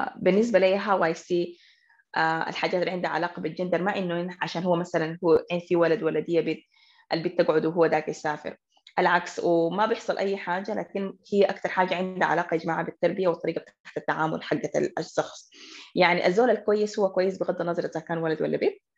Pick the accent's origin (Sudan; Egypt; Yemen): Sudan; Khartoum; حكون كده خرطوميه بحته